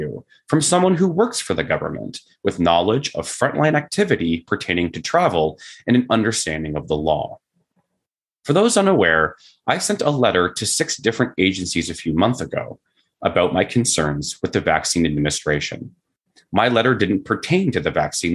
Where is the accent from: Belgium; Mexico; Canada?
Canada; I am Canadian